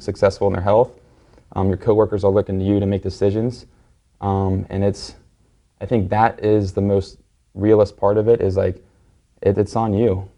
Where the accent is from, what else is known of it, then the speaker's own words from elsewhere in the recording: Cincinnati, Ohio, United States; moved away as an adult; now in Miami, United States; I um, currently live in Miami, but I was, I was born and raised in Cincinnati, Ohio